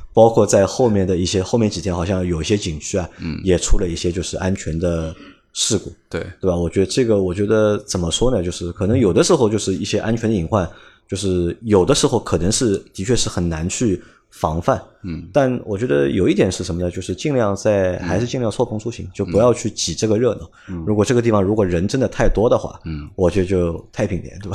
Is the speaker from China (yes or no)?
yes; China; 我们会觉得是作为中国人